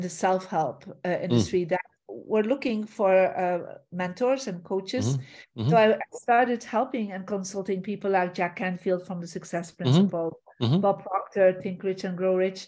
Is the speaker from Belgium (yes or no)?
yes; Belgium; moved away; I'm originally from Belgium